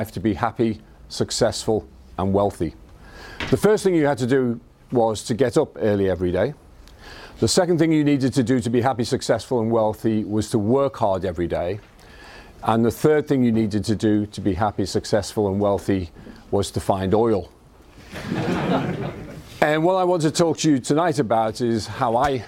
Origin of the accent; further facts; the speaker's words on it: Liverpool, North West England, United Kingdom; accent: Scouse; This is a Scouse accent. I was born in Liverpool. And brought up in Liverpool in a council house